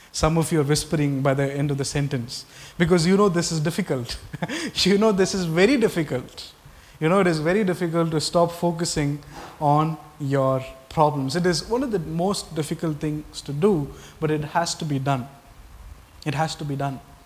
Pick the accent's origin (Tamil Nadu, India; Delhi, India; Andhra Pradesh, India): Tamil Nadu, India; I was born in Tamil Nadu